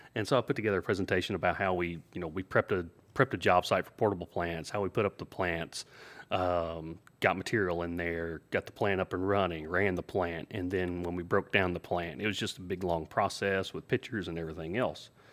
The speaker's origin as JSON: {"language": "English", "region": "the South", "country": "United States", "tie": "born or raised there", "said": "He knew I was from the South. I grew up in the country, uh, grew up on a farm"}